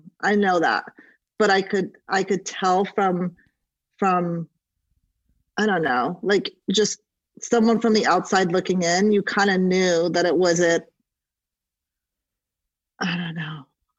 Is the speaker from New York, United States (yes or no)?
no; Santa Monica, California, United States; also born or lived in Iran / London; I lived in Iran until I was about 9. {S0} Oh, wow. {S1} And then went to London for a beat, then came to the U.S., and then went back to Iran, and then didn't permanently move out here until I was about 11. And then I grew up kind of in the Westwood, Santa Monica area